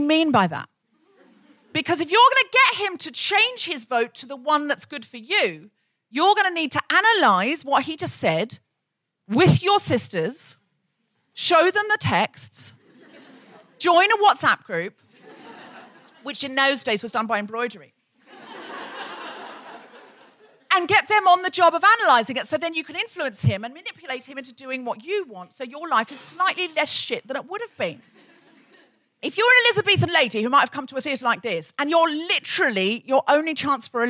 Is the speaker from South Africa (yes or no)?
no; Australia; someone I grew up with in Australia